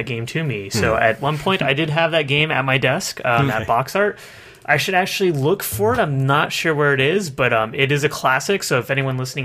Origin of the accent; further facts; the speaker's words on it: Texas, United States; I'm from Texas